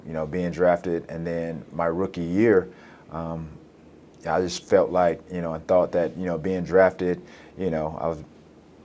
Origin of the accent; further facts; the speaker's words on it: Alexander City, Alabama, United States; moved away as an adult; also born or lived in Chattanooga, Tennessee; Benjamin Russell High School in my hometown of Alexander City, Alabama